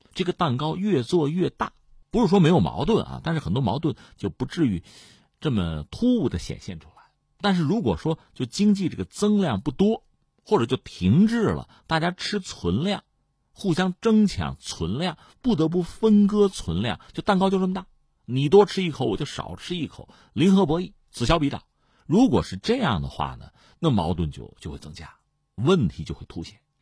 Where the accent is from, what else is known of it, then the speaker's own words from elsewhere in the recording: China; 我们中国人